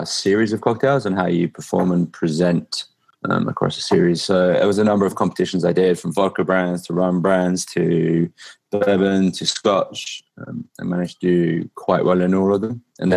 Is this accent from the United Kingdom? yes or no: yes; England, United Kingdom; I'm from England and I drive on the other side of the road